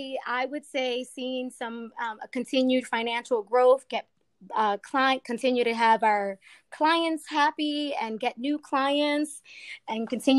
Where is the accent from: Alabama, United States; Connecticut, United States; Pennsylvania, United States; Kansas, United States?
Pennsylvania, United States; Philadelphia; North Philly.